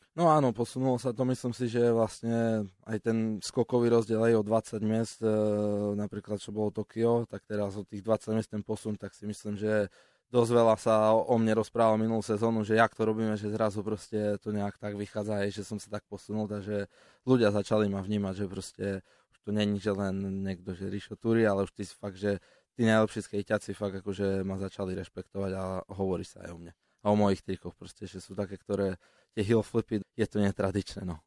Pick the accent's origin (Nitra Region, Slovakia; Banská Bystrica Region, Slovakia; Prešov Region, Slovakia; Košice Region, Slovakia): Košice Region, Slovakia; Košice; sme tu z Košic cestovali